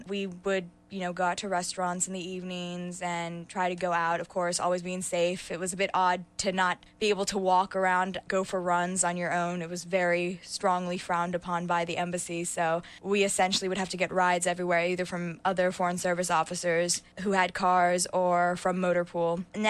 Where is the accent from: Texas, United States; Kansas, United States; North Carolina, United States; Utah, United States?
North Carolina, United States; Cary; I'm from Cary, North Carolina.